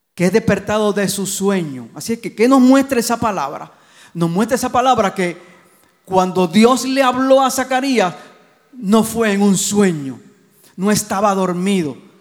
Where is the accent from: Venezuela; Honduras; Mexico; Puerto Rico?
Puerto Rico; Gurabo; de Gurabo, de mi pueblo